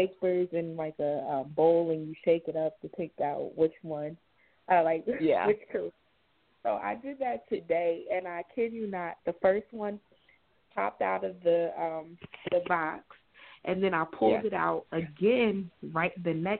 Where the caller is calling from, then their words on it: New Jersey, United States; I'm calling from New Jersey.